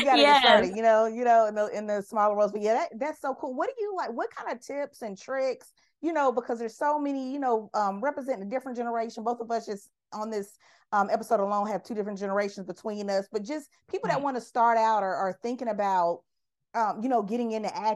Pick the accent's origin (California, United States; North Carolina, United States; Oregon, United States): North Carolina, United States; Charlotte; I'm born and raised in Charlotte